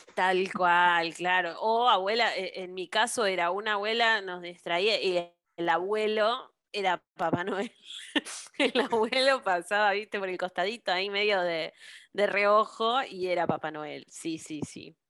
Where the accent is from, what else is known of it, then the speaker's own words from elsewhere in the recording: Buenos Aires, Argentina; yo crecí en Buenos Aires